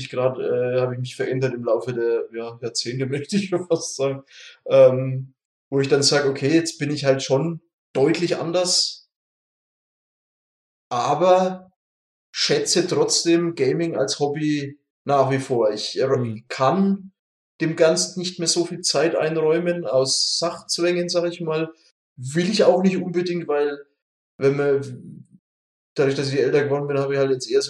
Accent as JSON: {"language": "German", "town": "Munich", "region": "Bavaria", "country": "Germany", "tie": "born or raised there", "said": "aus meiner Heimat hier im tiefsten München"}